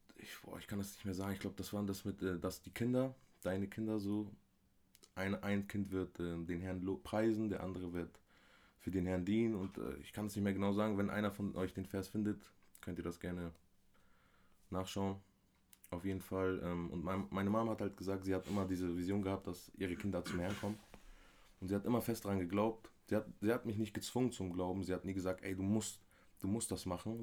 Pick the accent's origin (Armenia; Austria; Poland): Armenia; moved away; also born or lived in Bremerhaven, Germany; das Land, wo ich herkomme, Armenien, ist sehr gläubig